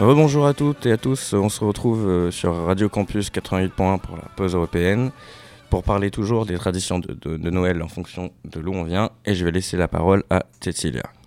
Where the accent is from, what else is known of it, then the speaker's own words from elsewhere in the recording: Réunion; je suis français, mais je viens aussi de l'île de la Réunion